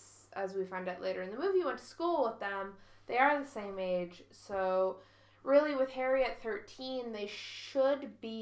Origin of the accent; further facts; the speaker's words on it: Canada; I've got English, I got a bit of very mediocre German, that's what I got. I can read French because I'm Canadian.